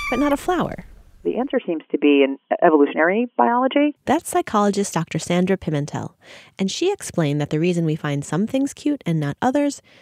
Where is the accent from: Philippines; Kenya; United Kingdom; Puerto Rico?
Puerto Rico; Juana Diaz; we are from Juana Diaz, Puerto Rico.